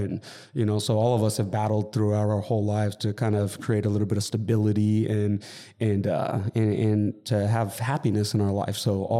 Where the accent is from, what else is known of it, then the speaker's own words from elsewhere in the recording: Montclair, California, United States; also born or lived in Coachella Valley; So I was born in Montclair, California, and I lived in the Inland Empire till I was 12, you know, till I moved out to the Coachella Valley.